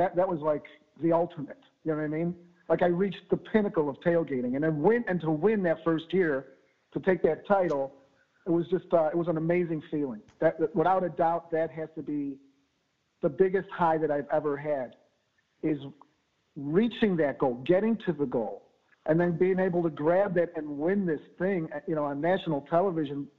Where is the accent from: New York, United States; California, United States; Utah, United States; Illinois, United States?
Illinois, United States; Chicago; now in Austin, United States; born and raised in the Bridgeport community there, just 4 miles south of Soldier Field